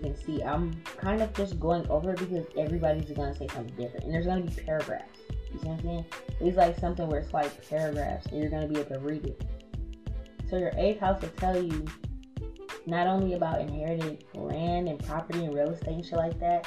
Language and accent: English; New Orleans, Louisiana, United States; we're both from New Orleans